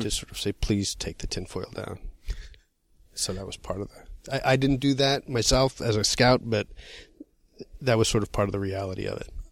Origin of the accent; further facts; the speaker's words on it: Massachusetts, United States; now in New York, United States; I'm from Massachusetts